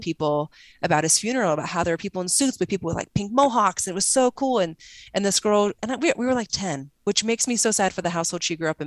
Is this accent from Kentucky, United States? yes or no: no; Arizona, United States; also born or lived in Salt Lake City; I'm from Arizona